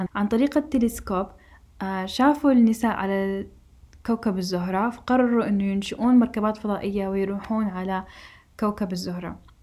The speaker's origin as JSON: {"language": "Arabic", "country": "Saudi Arabia", "said": "إحنا كمجتمع سعودي"}